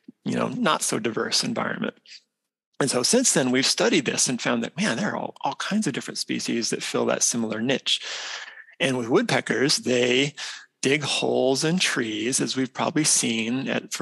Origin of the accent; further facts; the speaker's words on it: Idaho, United States; moved away as an adult; also born or lived in South Dakota; now in Minnesota, United States; So I grew up in the Western U.S. I'm from Idaho originally